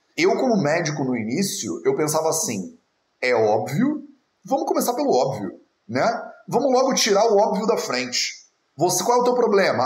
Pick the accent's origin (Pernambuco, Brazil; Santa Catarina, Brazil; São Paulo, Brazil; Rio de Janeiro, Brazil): Rio de Janeiro, Brazil; accent: carioca; now in Portugal; numa sociedade como a nossa, né, a brasileira, onde eu fui criado no Rio de Janeiro